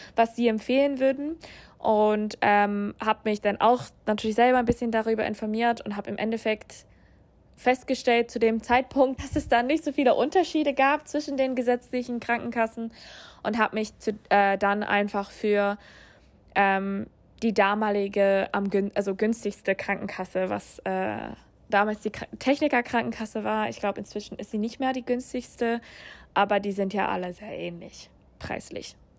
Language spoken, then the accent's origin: German; United States; German is a second language; moved away as an adult; also born or lived in Germany; now in Hamburg, Germany; Ich komme ursprünglich aus den USA